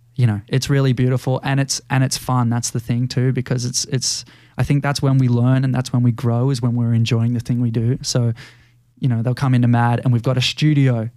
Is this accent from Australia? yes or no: yes; Australia; growing up in Australia, there's a lot that you do thirteen years of school